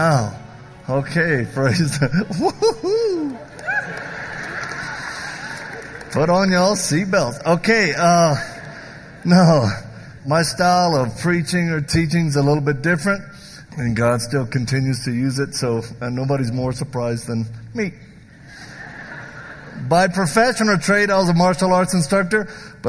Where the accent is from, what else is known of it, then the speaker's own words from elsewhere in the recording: the South, United States; I'm from the South